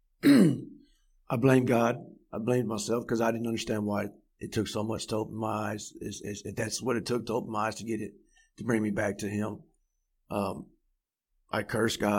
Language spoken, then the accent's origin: English; Fort Worth, Texas, United States; Born and raised in Fort Worth, Texas